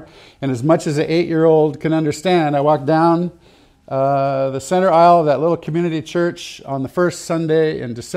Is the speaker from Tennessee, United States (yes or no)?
no; Santa Barbara, California, United States; I grew up in Santa Barbara, California